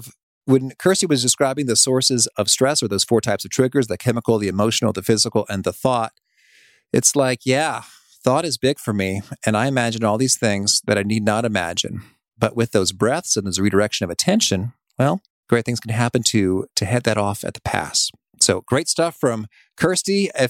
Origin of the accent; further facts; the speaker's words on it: Danville, Illinois, United States; because Chicago was near me and growing up in Danville, Illinois.